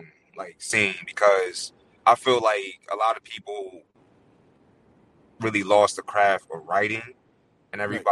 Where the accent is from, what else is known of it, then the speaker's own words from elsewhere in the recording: Connecticut, United States; I was born and raised in Connecticut